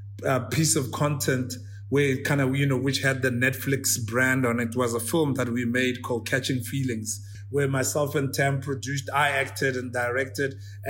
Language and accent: English; South Africa; even as South African